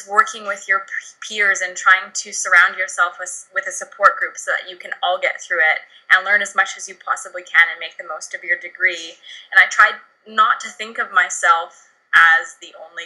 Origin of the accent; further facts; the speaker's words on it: Canada; I grew up in the Canadian Rockies